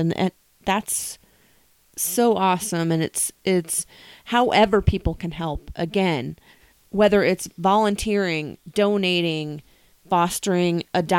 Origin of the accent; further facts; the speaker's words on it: Midwest, United States; I grew up in the Midwest with corn and beans.